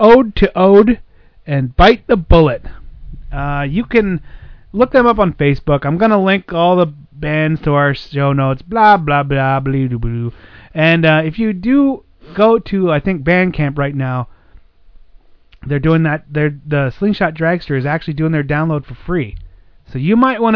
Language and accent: English; Pennsylvania, United States; I grew up in Pennsylvania